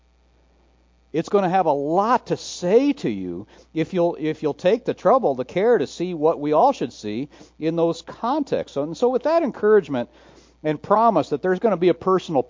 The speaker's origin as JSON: {"language": "English", "town": "Garfield Heights", "region": "Ohio", "country": "United States", "tie": "born or raised there", "said": "I was born in Garfield Heights, Ohio."}